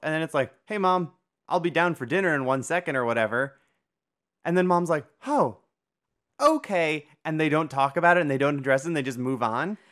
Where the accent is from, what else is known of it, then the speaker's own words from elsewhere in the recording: Northeast Ohio, United States; born and raised in Northeast Ohio like I was